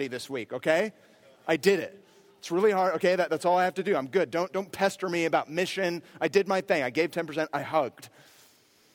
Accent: near Berkeley, California, United States; I grew up near Berkeley

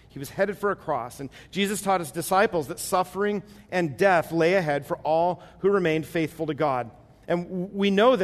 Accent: United States; as American Christians

